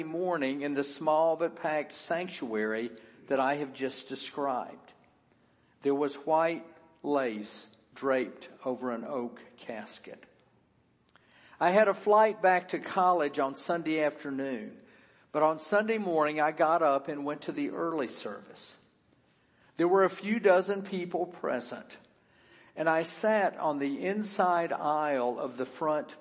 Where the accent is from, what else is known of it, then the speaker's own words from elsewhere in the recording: the South, United States; As a child growing up in the Presbyterian Church in the South